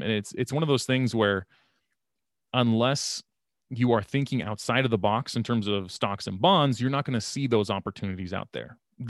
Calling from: Sacramento, California, United States; I'm here from Sacramento, California here.

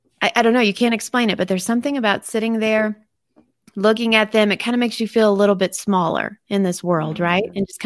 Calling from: Montana, United States; I'm actually in Montana.

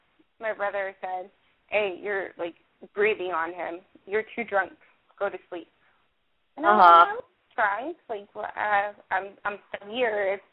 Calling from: North Hollywood, California, United States; from North Hollywood.

